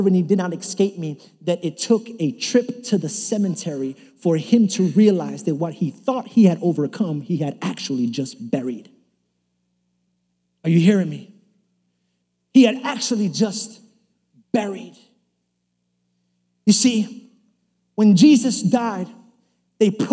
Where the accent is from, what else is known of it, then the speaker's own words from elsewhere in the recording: New York City, New York, United States; I was kind of growing up in New York City.